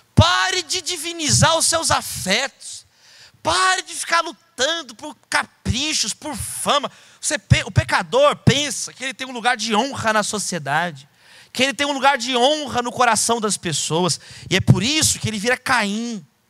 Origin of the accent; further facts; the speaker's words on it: São Paulo, Brazil; eu sou de São Paulo